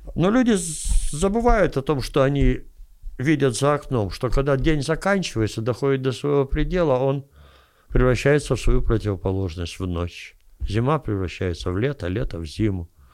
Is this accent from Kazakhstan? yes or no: no; Kyiv, Ukraine; я киевлянин